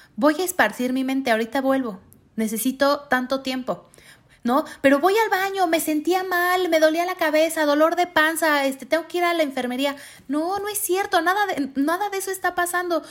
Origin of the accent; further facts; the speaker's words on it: Mexico; Como mexicanos nos, nos merecemos vivir con esa calidad de vida